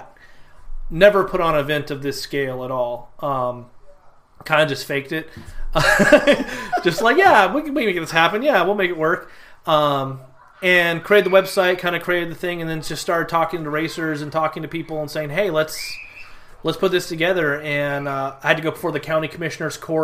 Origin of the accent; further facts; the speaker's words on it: Southern California, United States; moved away as an adult; now in Groesbeck, Texas, United States; I grew up in Southern California on a calf ranch